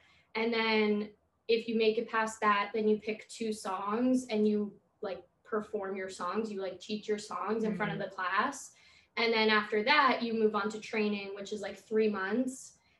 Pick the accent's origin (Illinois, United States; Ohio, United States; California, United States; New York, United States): New York, United States; Long Island; Since I'm from Long Island too